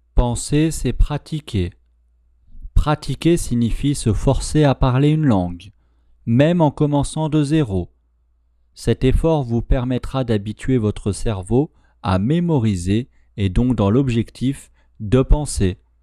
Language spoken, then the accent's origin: French; France; first language French; je suis français